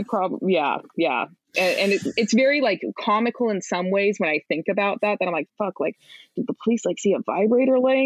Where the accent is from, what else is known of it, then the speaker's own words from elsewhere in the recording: Price, Utah, United States; now in New York, United States; I had the misfortune of growing up in Price, Utah